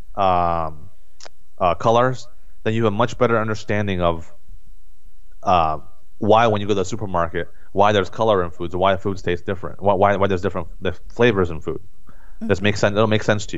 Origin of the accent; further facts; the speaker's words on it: United States; as Americans, and me growing up in America